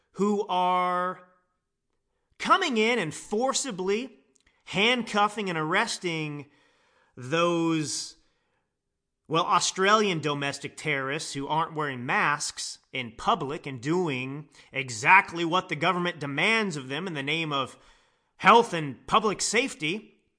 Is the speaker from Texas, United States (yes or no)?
yes; Dallas, Texas, United States; I grew up in Dallas, Texas.